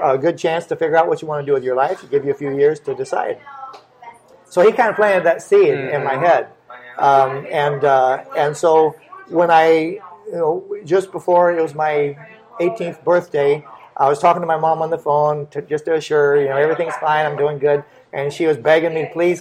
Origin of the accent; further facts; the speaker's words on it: Florida, United States; now in Texas, United States; I was born and raised in Florida